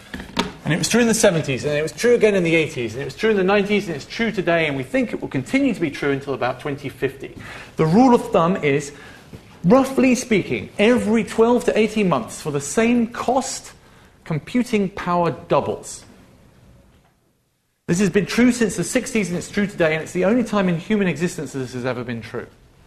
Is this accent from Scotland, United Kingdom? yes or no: no; Leicester, East Midlands, United Kingdom; When I was growing up in Leicester, which is in the middle of England, when I was 18 in 1994, you can do the maths